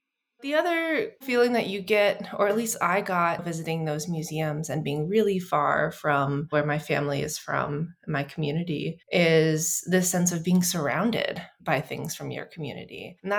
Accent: North Carolina, United States; also born or lived in Missouri; And I grew up in North Carolina and Missouri and kind of a whole bunch of other places. We moved around a bit.

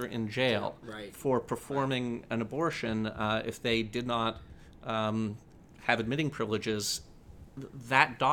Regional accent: Canada; now in United States; I was born in Canada

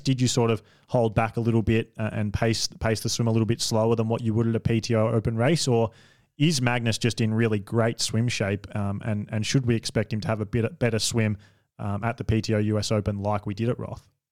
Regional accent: Australia; I'm an Australian

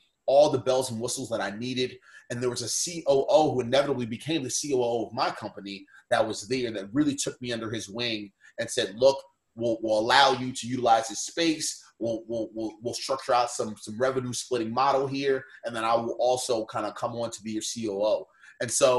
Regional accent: Baltimore, Maryland, United States; I grew up and lived in Baltimore

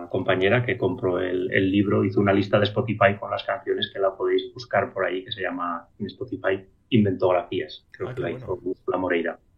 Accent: Molina, Spain; also born or lived in Aragon; en mi pueblo, en Molina

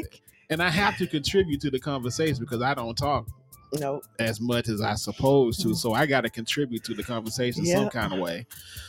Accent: the South, United States; See, I'm from the South

